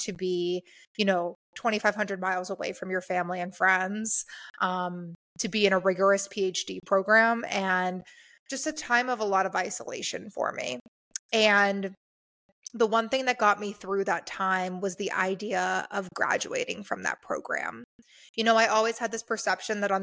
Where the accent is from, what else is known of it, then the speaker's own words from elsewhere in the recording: Pittsburgh, Pennsylvania, United States; moved away as an adult; now in Phoenix, United States; I'm from Pittsburgh, blue collar working class, Appalachia kind of area